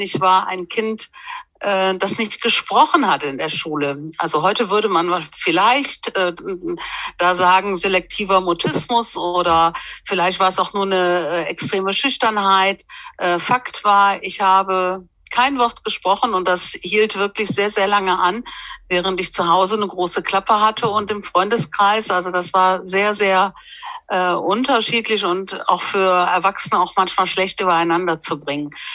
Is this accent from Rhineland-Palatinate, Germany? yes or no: yes; Erpel, Rhineland-Palatinate, Germany; now in Bonn, Germany; aber ursprünglich komme ich aus, äh, Rheinland-Pfalz